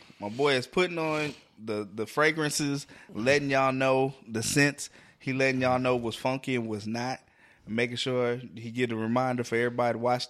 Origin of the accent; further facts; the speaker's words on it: New York City, New York, United States; I ain't these country niggas. I'm from New York City, nigga.